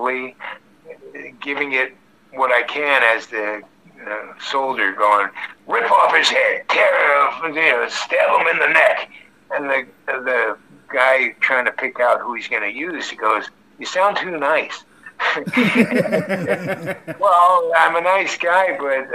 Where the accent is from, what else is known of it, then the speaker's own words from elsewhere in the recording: Ohio, United States; also born or lived in New York; I was born in New York, but moved to Ohio at a young age